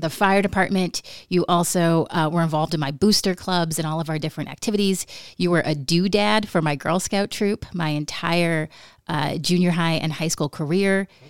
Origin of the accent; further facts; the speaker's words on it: Nome, Alaska, United States; growing up in Nome